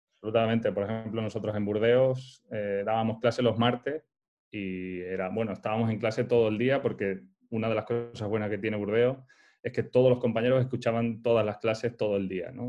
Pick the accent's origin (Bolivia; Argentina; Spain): Spain; Montijo, Extremadura; moved away; also born or lived in Soria; yo nací en Soria, aunque mis padres son, son extremeños